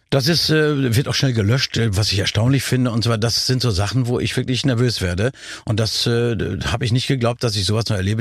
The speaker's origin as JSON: {"language": "German", "town": "Nordhorn", "region": "Lower Saxony", "country": "Germany", "tie": "born or raised there", "moved": "yes", "lives_now": "Berlin, Germany", "said": "Nordhorn werde ich natürlich nie leugnen, meine Heimat, meine Klar. Geburtsstadt."}